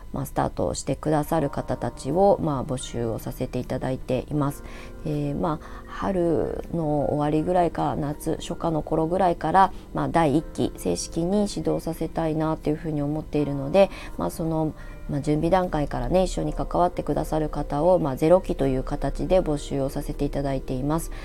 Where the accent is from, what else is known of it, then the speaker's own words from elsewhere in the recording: Ibaraki, Japan; now in Shonan, Japan; 地元があの生まれ育ったところが茨城県